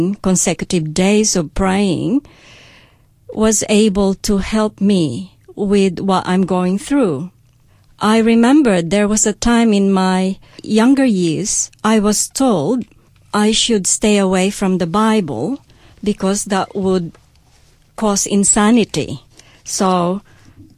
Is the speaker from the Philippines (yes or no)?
yes; Tupi, Soccsksargen, Philippines; I've grown up in a place called Tupi in South Cotabato